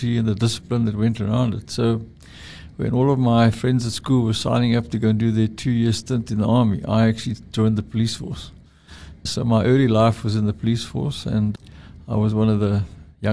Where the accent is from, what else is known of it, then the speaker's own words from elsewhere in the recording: East London, Eastern Cape, South Africa; moved away; I grew up in East London.